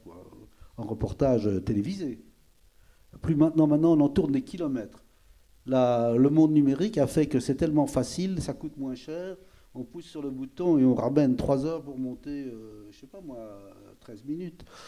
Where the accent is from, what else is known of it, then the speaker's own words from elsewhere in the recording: Belgium; je suis belge